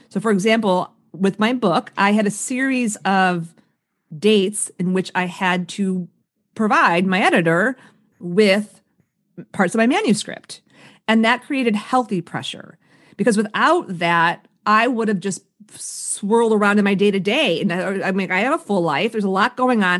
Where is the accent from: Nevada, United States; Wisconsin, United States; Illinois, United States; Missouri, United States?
Illinois, United States; Chicago; I grew up on the South Side of Chicago